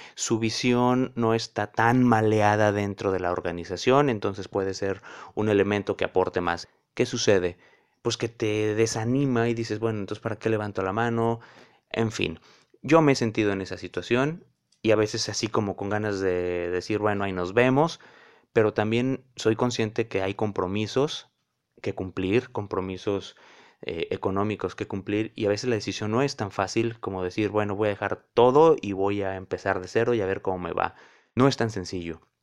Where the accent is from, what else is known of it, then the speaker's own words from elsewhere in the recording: León, Guanajuato, Mexico; now in Cancún, Mexico; soy oriundo de León, Guanajuato, pero la vida me ha llevado a distintos puntos. Ahora vivo en Cancún